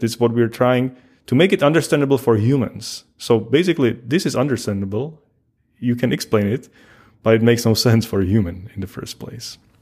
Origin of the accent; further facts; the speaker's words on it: Czechia; moved away as an adult; also born or lived in Pilsen, Czech Republic; now in Paderborn, Germany; I originally come from from the Czech Republic, which is the, the next country on the east from Germany.